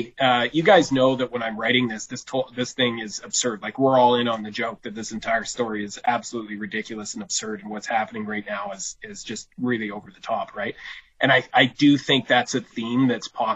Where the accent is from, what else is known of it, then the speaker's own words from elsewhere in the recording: Burnaby, British Columbia, Canada; also born or lived in Vancouver / Coquitlam; now in Prince George, Canada; I was born and raised there, like, I grew up outside of Vancouver in Burnaby and Coquitlam